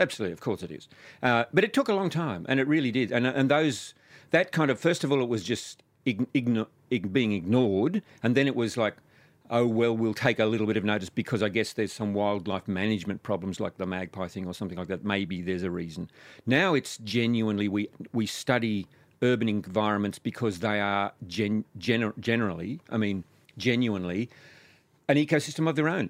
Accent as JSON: {"language": "English", "region": "New South Wales", "country": "Australia", "tie": "born or raised there", "said": "my hometown in New South Wales"}